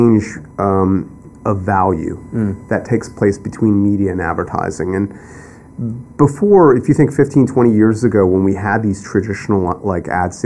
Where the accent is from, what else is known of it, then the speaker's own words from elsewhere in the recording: Akron, Ohio, United States; moved away as an adult; also born or lived in Waterbury, Connecticut / Eastern Corridor; now in New York, United States; I was born in Waterbury, Connecticut. And we moved along the Eastern Corridor and then eventually wound up in what is Northeastern Ohio, Akron, Ohio